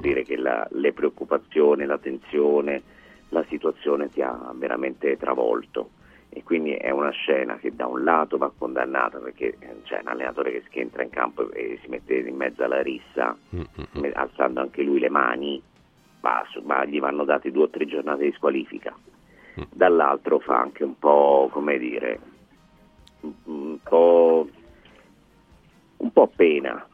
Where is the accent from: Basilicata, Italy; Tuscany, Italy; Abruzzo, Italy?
Tuscany, Italy; Montecatini Terme; io sono di Montecatini